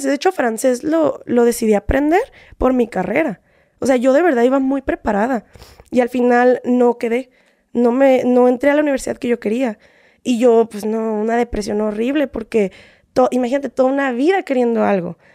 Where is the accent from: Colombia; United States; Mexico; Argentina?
United States; San Diego, California; Me voy a San Diego, de ahí voy, yo soy de San Diego, de ahí me voy a Los Ángeles.